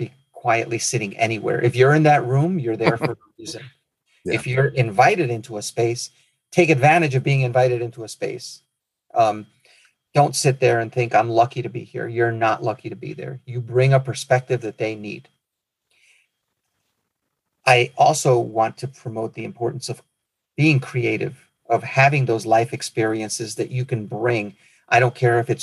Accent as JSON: {"language": "English", "country": "Nicaragua", "also_born_or_lived": "Midwest", "moved": "yes", "said": "my home country of Nicaragua"}